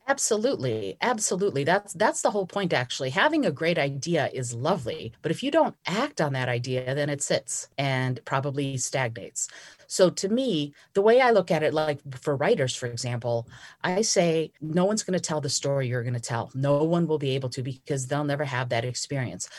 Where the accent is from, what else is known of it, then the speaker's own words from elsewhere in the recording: Moldova; moved away; I was born in Moldova, and my great-grandmother taught me how to read regular playing cards when I was four years old